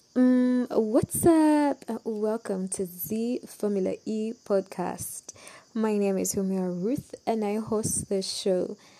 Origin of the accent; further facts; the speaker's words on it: Uganda; I'm from Uganda